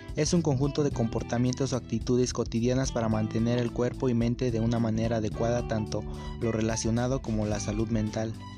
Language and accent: Spanish; Mexico City, Mexico; soy de la Ciudad de México